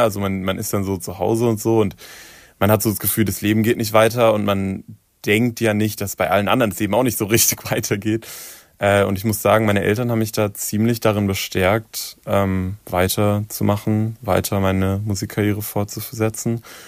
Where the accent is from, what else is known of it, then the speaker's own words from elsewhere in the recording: Darmstadt, Hesse, Germany; in Darmstadt, wo ich aufgewachsen bin